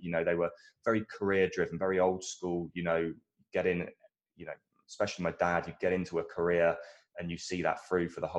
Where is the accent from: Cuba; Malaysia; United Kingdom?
United Kingdom; Dorset, South West England; accent: British; moved away; So I'm from a small town in the south of England. My dad was a fireman, still is actually to this day. He's doing more like fire safety at the moment. My mum was in sort of PA, EA type roles in various companies. Dorset's like a very rural town, and when I was growing up, it was great outside